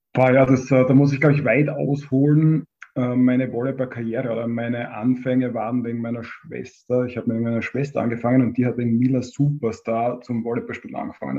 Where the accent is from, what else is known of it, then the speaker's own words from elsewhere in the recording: Hartberg, Styria, Austria; also born or lived in Graz; Ich bin aus Hartberg